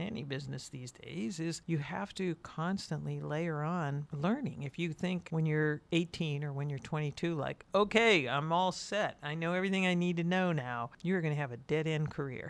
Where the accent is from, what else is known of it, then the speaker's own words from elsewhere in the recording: Youngstown, Ohio, United States; I grew up in Youngstown